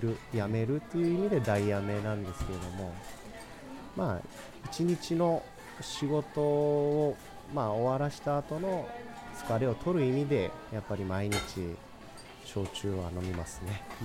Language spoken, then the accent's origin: Japanese; Kagoshima, Japan; now in Fukuoka, Japan; 地元の鹿児島で特に私のまあ実家のすぐ近くにこの奥口酒造という蔵があるんですけれども